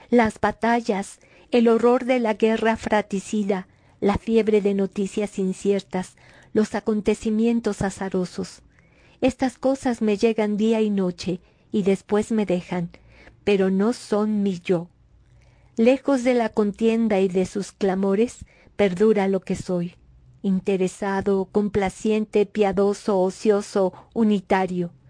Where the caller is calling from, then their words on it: Mexico City, Mexico; saludo cordial desde la Ciudad de México.